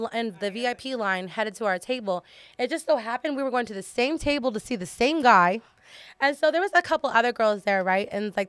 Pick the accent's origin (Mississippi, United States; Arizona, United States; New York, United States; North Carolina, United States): Arizona, United States; Tucson; I'm from Tucson, Arizona.